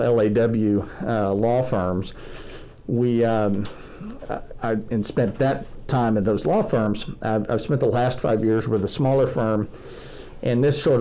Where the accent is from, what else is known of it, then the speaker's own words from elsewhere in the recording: Houston, Texas, United States; moved away as an adult; also born or lived in Abilene, Texas; now in Dallas, United States; Growing up in Houston at the Memorial Church of Christ